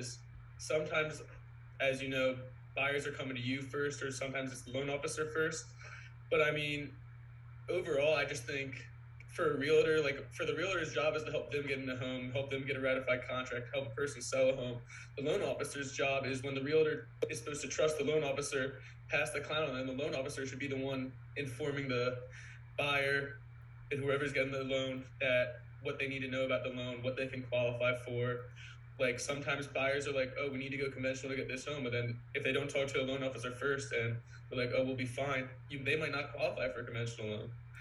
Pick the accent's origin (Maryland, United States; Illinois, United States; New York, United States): Maryland, United States; Montgomery County; I'm from Montgomery County, Maryland, only specifically. Grew up only, born and raised